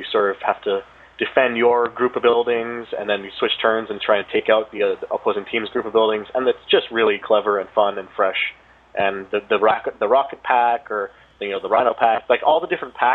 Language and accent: English; Canada; I'm Canadian.